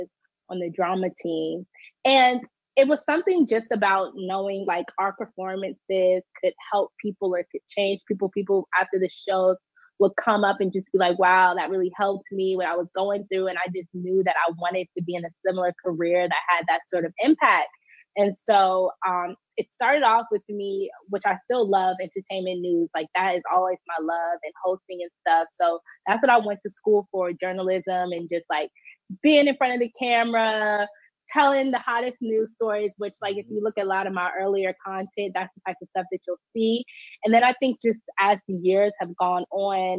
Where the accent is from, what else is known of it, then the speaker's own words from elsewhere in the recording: Washington, District of Columbia, United States; I am from Washington, D.C. I was born and raised here in Southeast D.C.